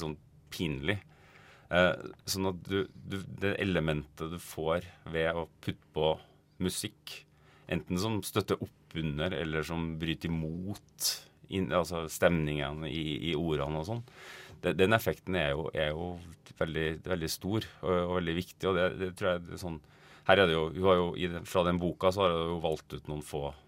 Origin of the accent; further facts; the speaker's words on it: Trondheim, Trøndelag, Norway; moved away as an adult; now in Oslo, Norway; Jeg kommer egentlig fra Trondheim, men jeg har bodd i Oslo de siste 20 årene.